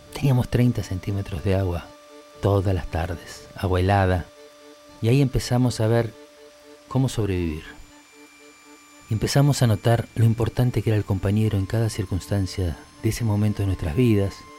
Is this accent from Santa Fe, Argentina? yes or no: no; Villa Ballester, Buenos Aires Province, Argentina; Nací en Villa Ballester, un 26 de agosto, hijo de José, de Susana, hermano de Liliana, una hermana dos años mayor.